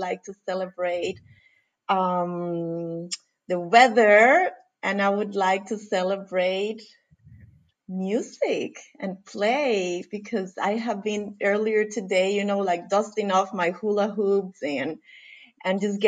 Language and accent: English; Costa Rica; moved away as an adult; now in Denmark; I'm originally from Costa Rica. I currently live in Denmark, and I have lived here for what is now 17 years.